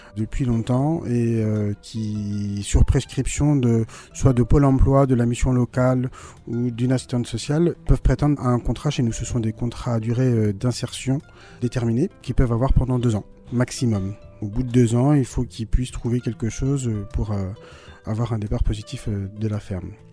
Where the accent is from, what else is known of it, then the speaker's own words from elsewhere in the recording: Brittany, France; moved away as an adult; now in Hasparren, France; je suis breton